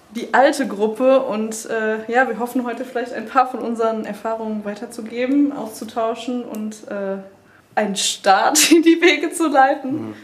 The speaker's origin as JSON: {"language": "German", "town": "Bochum", "region": "North Rhine-Westphalia", "country": "Germany", "said": "ich komme aus Bochum"}